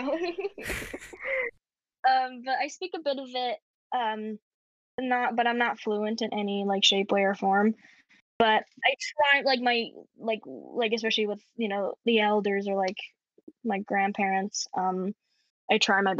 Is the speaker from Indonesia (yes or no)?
no; Canada; accent: Canadian; now in United Kingdom; I'll put it on like my Canadian accent more if I'm at the shops, and like I hope to get someone's attention or they'll ask me where I'm from. And then like when they do, I go, oh, I'm from Canada.